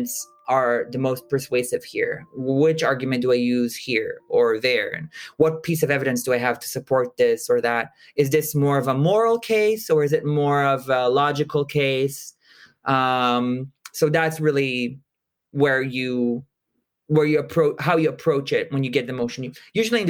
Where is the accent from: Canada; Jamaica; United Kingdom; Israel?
Israel; I'm originally from Israel